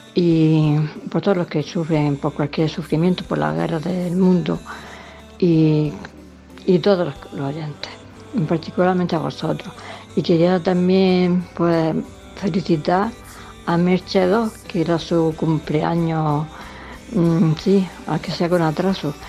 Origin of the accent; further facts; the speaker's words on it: Almería, Andalusia, Spain; soy de Almería